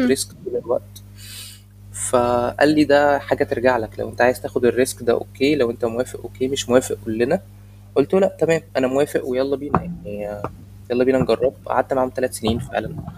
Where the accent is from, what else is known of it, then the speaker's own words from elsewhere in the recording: Egypt; انا مصري